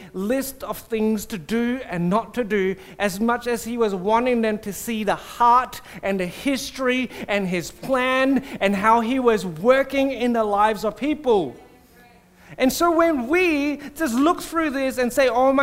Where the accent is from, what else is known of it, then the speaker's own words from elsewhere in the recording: Singapore; I grew up in Singapore